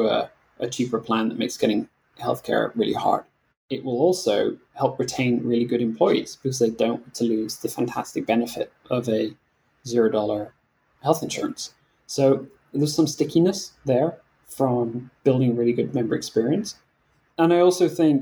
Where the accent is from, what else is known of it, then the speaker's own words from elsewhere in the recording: Scotland, United Kingdom; moved away; my home country in Scotland